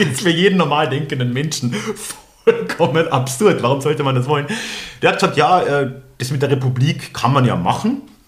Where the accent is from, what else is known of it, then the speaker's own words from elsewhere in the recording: Austria; moved away as an adult; also born or lived in Germany; so als Österreicher in Deutschland, also ich habe jetzt ja doch sechs Jahre in Deutschland gelebt